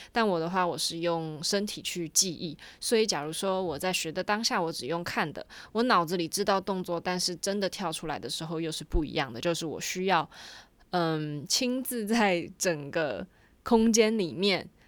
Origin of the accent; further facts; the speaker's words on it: Taiwan; 身为一个台湾人